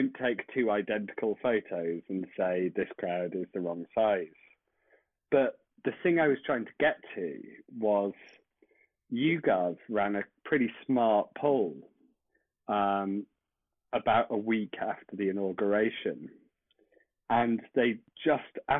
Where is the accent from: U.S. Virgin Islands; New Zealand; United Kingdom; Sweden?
United Kingdom; accent: British; as people I'm sure can tell by my accent